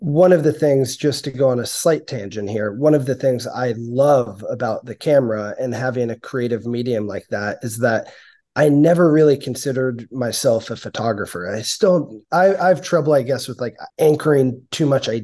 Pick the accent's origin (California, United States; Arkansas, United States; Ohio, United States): California, United States; San Francisco; now in Sausalito, United States; I grew up in San Francisco